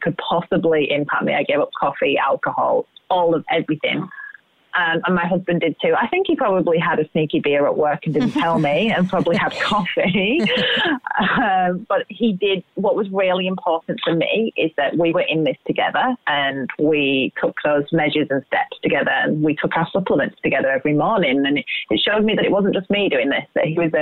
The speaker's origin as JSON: {"language": "English", "region": "England", "country": "United Kingdom", "tie": "born or raised there", "moved": "yes", "said": "we're both English. So imagine the diets that we grew up on"}